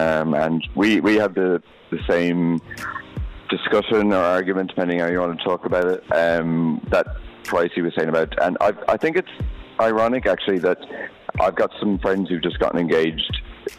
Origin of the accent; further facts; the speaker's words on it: Ireland; now in Dubai, United Arab Emirates; I'm Irish